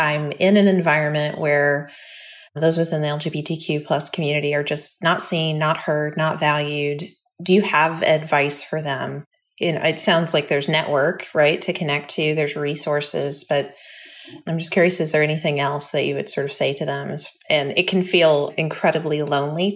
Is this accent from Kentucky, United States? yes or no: yes; Kentucky, United States; now in Washington, United States; as someone growing up in Kentucky